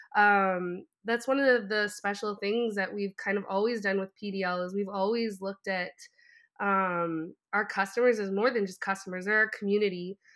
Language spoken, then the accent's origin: English; Canada; growing up, I'm French Canadian